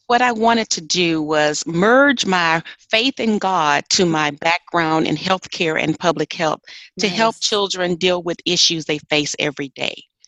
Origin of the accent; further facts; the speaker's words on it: Arkansas, United States; moved away; I'm originally from Arkansas